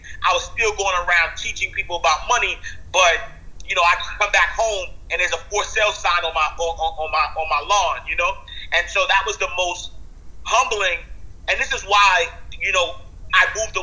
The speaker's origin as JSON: {"language": "English", "town": "New York City", "region": "New York", "country": "United States", "tie": "born or raised there", "said": "I'm a kid from the projects, man. I'm from New York City"}